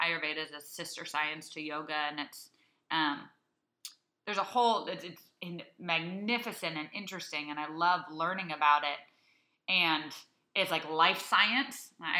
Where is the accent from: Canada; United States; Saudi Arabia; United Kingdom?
Saudi Arabia; many of my friends that I grew up with in Saudi Arabia and that who were overseas with us